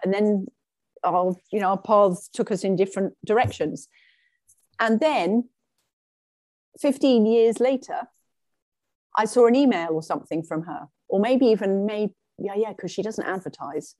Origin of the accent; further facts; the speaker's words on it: England, United Kingdom; moved away as an adult; also born or lived in Sweden; now in Canada; I am English and pretty much all of my life, I've lived in England